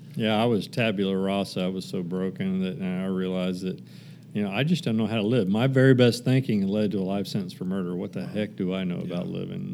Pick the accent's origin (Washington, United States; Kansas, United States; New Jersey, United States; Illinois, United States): Kansas, United States; moved away; also born or lived in Texas; I actually moved back uh, to my home state of Kansas for a little bit